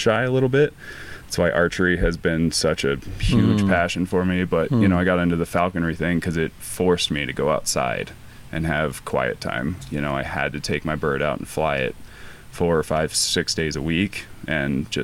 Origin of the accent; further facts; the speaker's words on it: Boulder, Colorado, United States; it's my hometown, I love it